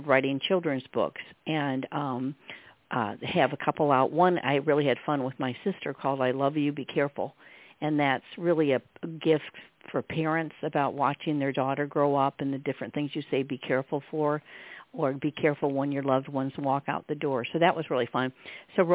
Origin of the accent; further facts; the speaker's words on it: Michigan, United States; moved away as an adult; also born or lived in Virginia; now in Virginia Beach, United States; I was born in Michigan. I'm a Michigan girl, Midwest, and lived there till Gil and I, as I said, came down here